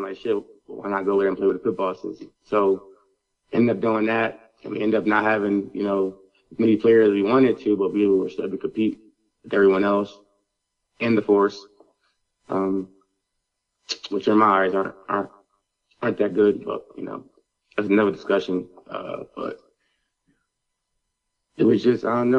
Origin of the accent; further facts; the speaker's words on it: Philadelphia, Pennsylvania, United States; moved away as an adult; also born or lived in Easton, Pennsylvania / Myrtle Beach / Baltimore; now in Las Vegas, United States; I'm originally from Philadelphia. I went to Wilson Area High School, in Easton